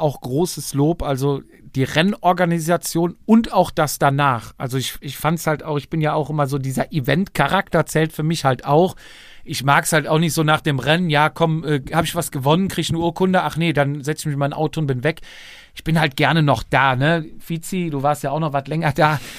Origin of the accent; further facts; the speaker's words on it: West Germany, Germany; darf ich das sagen als Wessi